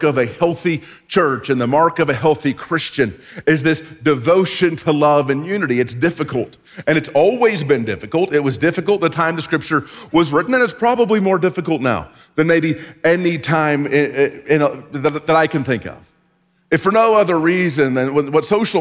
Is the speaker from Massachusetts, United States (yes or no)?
no; Texas, United States; growing up in Texas